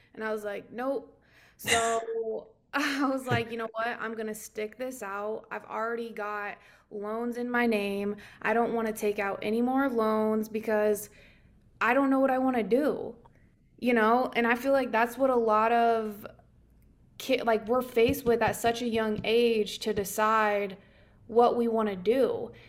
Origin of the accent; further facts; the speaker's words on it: Nebraska, United States; moved away; I'm originally from Nebraska. So, coming from Nebraska, you know, it's very rural, um, that small town feel. I grew up with, um, two hundred kids in the entire high school